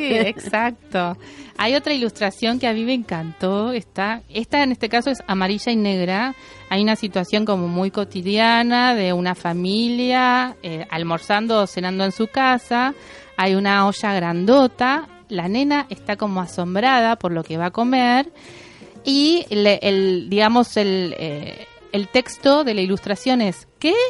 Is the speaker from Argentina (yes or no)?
yes; Bahía Blanca, Buenos Aires Province, Argentina; yo soy de Bahía Blanca